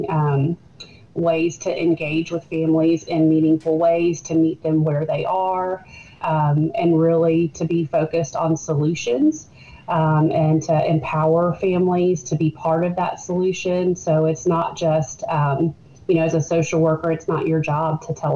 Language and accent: English; Burlington, Kentucky, United States; moved away as an adult; now in Georgetown, United States; I am from Burlington. That's where I grew up.